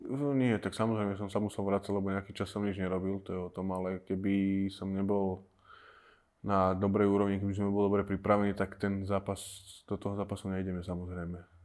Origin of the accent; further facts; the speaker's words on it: Slovakia; Budem zápasy doma na Slovensku